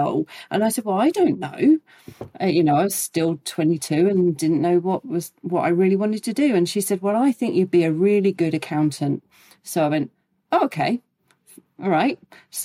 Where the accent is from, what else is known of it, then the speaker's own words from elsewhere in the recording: around Gatwick, South East England, United Kingdom; living and growing up around Gatwick